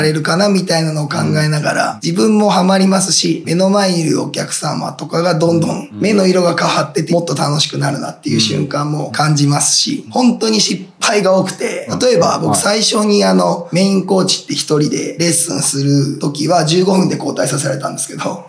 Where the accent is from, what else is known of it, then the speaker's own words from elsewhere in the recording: Kanagawa, Japan; 神奈川県出身なんですけど